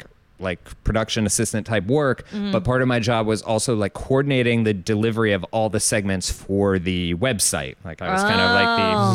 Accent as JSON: {"language": "English", "region": "Ohio", "country": "United States", "tie": "born or raised there", "moved": "as an adult", "lives_now": "New York, United States", "said": "I grew up in Ohio."}